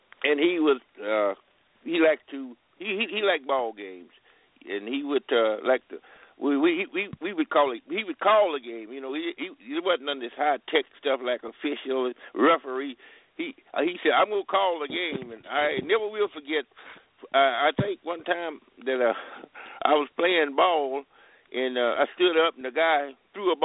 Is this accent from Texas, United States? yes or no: yes; Rogers, Texas, United States; moved away as an adult; now in California, United States; where I was born in Rogers, a little place called Rogers, Texas. And then we moved around